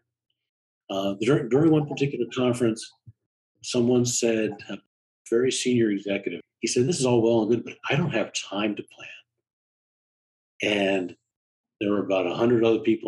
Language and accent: English; New York, United States; also born or lived in Chicago / Washington, District of Columbia, United States; now in Boston, United States; I'm from the Metro New York area, I'm in Boston